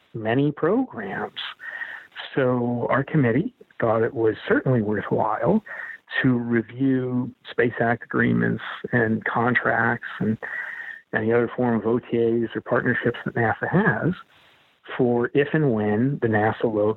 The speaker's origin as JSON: {"language": "English", "region": "Montana", "country": "United States", "moved": "yes", "said": "I'm from Montana"}